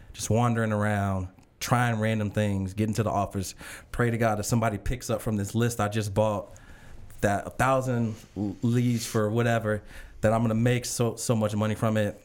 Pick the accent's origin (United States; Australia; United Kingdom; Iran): United States; Chicago, Illinois; an ambitious kid, um, from Chicago